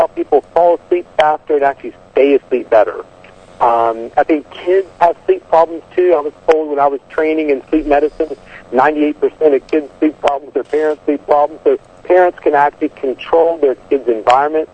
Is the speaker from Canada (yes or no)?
no; Southwest Virginia, United States; I'm a redneck from Southwest Virginia by birth